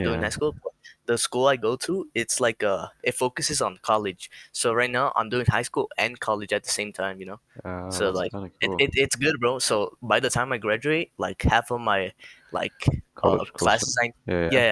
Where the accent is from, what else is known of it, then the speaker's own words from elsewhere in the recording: United States; first language Spanish; I'm Mexican, right? I was born in the US, but I'm Mexican